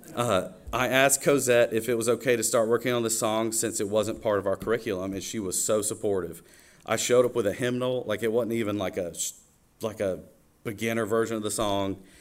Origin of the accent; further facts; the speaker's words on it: Watkinsville, Georgia, United States; also born or lived in Athens, Georgia; I was born in Athens, Georgia, and I grew up about 10 minutes down the road uh, in Watkinsville, Georgia, in Oconee County